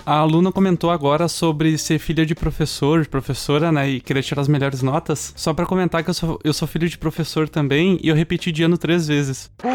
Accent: Canoas, Rio Grande do Sul, Brazil; Canoas, que é da cidade onde eu nasci

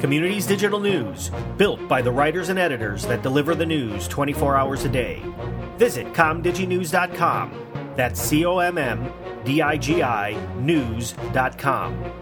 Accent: Chicago, Illinois, United States; I'm from Chicago

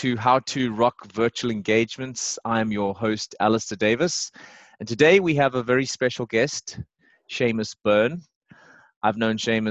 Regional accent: South Africa; moved away as an adult; also born or lived in Dublin, Ireland; I was a green 20-year-old. I left South Africa

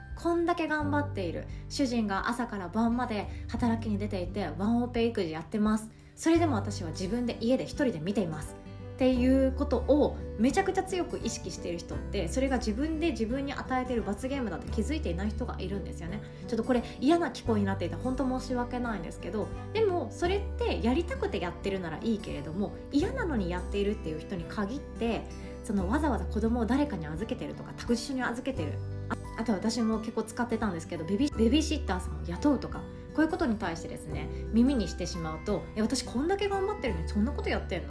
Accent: Sanuki, Kagawa, Japan; moved away; 実家私讃岐なので実家から届いた讃岐うどんとか納品してました

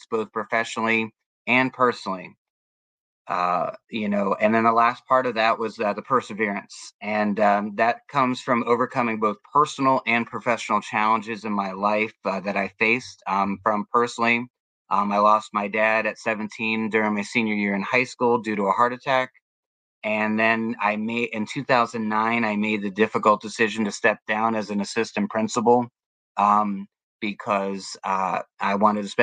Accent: Germantown, Maryland, United States; now in Florida, United States; I grew up in Germantown, Maryland

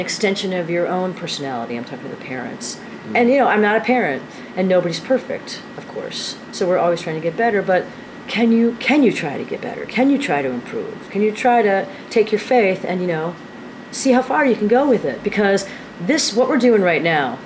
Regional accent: Dayton, Ohio, United States; moved away as an adult; now in New York, United States; I was raised in Ohio, but I've lived in New York for 30 years

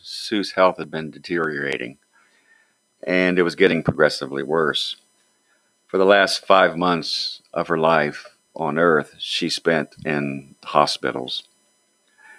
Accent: Waterford, Ohio, United States; also born or lived in Beverly, Ohio; I grew up in Waterford, Ohio, which is just across the river from Beverly.

